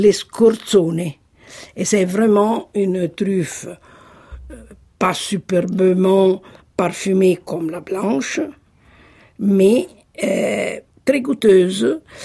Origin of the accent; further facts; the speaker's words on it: Sassoferrato, Marche, Italy; moved away; je suis née à Ancona, Sassoferrato